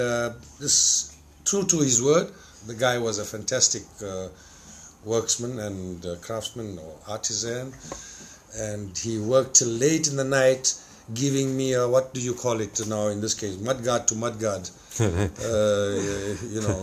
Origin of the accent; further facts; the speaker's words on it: South Africa; moved away as an adult; I'm from South Africa